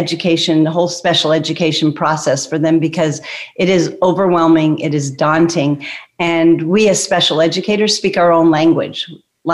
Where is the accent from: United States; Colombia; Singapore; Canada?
Canada; Toronto, Ontario; I'm from Toronto, Canada